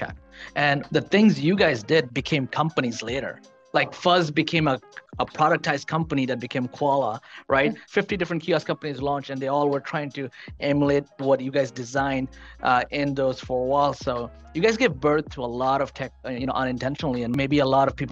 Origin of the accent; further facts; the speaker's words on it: New York City, New York, United States; I grew up in Queens